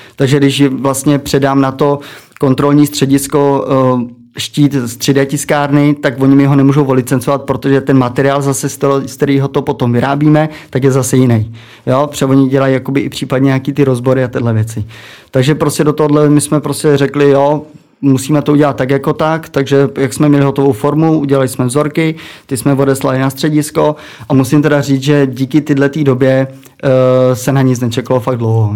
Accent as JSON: {"language": "Czech", "town": "Přimda", "region": "Plzeň Region", "country": "Czechia", "said": "jsem vlastně z Přimdy u německých hranic"}